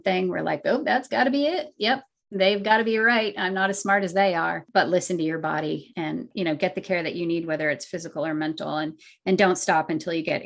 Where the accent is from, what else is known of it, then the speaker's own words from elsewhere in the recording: Vermont, United States; moved away; also born or lived in Massachusetts; growing up in Vermont and living in Massachusetts